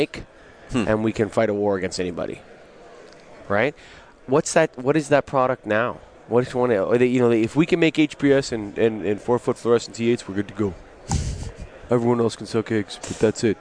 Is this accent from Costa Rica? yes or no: no; Canada; I'm a Canadian